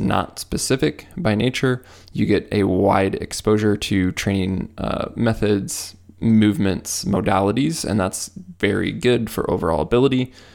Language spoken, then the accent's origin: English; Midwest, United States; I'm from the Midwest